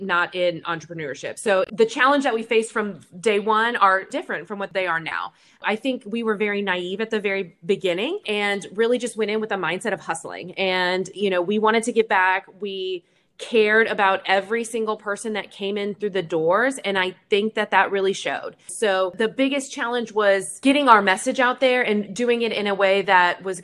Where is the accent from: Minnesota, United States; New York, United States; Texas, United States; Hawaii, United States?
Texas, United States; Coppell; the town that we grew up in Coppell.